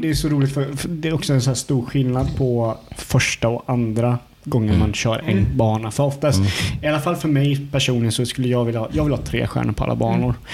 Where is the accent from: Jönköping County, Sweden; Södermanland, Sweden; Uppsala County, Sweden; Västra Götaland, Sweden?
Jönköping County, Sweden; Hult; vi från Hult där jag är ifrån. Det är ju eh, grannsamhälle från Eksjö